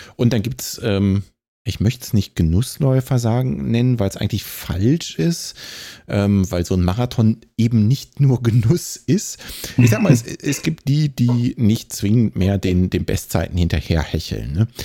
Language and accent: German; Bonn, North Rhine-Westphalia, Germany; moved away; wohlgemerkt auch meine Geburtsstadt